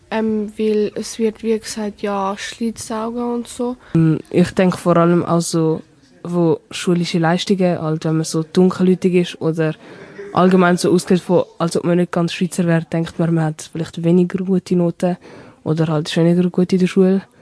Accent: Brazil; German is a second language; now in Germany; Ähm, also ich komme ja aus Brasilien.

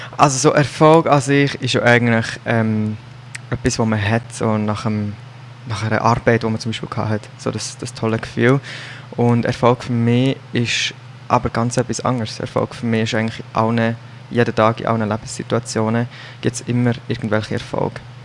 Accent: Solothurn, Switzerland; Ich komme von Solothurn und arbeite als Nail-Designer und Social Media Marketing Manager

